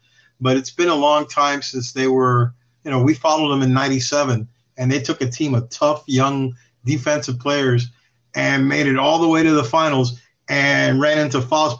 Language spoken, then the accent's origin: English; Florida, United States; we're from Florida, and we're Cuban